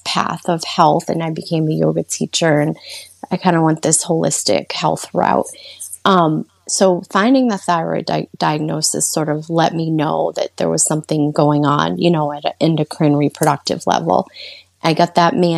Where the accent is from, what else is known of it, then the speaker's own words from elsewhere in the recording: Worcester, Massachusetts, United States; I'm from the Worcester, Massachusetts area